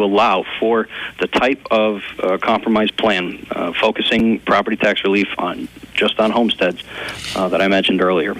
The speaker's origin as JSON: {"language": "English", "town": "Peckville", "region": "Pennsylvania", "country": "United States", "tie": "born or raised there", "said": "I was raised in Peckville"}